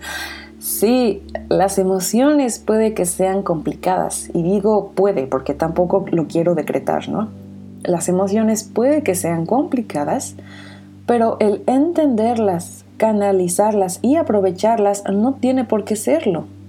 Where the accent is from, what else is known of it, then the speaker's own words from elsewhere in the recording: Mexico; soy mexicana de corazón